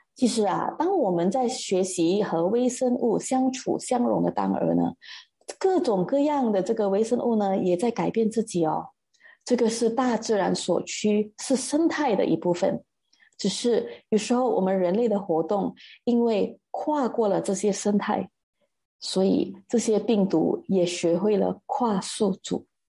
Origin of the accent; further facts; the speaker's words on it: Malaysia; 这个传染病它一直困扰着我们马来西亚人